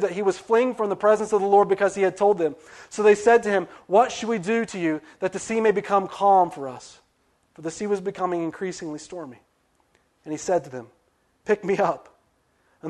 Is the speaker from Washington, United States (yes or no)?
no; West Virginia, United States; moved away; I'm from West Virginia